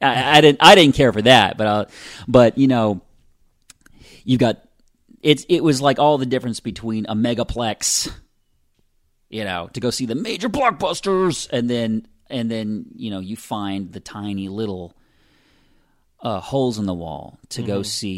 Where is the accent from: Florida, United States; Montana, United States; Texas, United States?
Florida, United States; Pensacola; also born or lived in California / Louisiana; Yeah, I'm from Pensacola. I was born here. My family and I moved all over the place